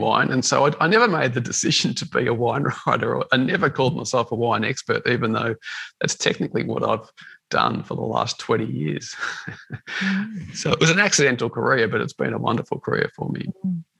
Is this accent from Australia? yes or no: yes; Melbourne, Victoria, Australia; I grew up in the western suburbs of Melbourne